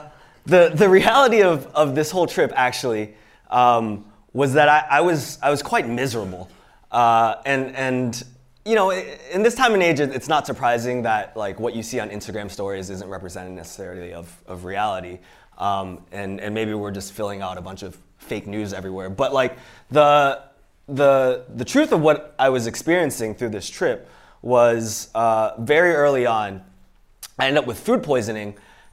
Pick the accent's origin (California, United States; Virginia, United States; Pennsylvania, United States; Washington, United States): Pennsylvania, United States; Pittsburgh; also born or lived in Iowa City; So yeah, I was born in Iowa City. My parents were immigrants from Hong Kong, and so that's me and my sister. I was born there, but I actually grew up in Pittsburgh, Pennsylvania.